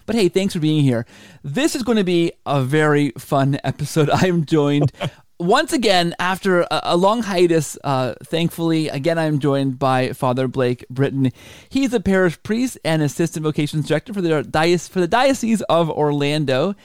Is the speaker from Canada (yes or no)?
yes; Canada; I'm Canadian